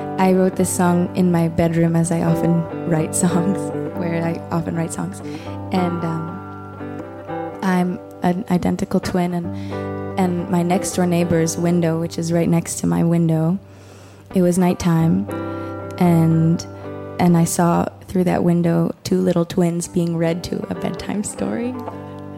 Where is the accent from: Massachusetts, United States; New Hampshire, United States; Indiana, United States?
Massachusetts, United States; Cambridge; moved away; also born or lived in Lewiston; I grew up in Cambridge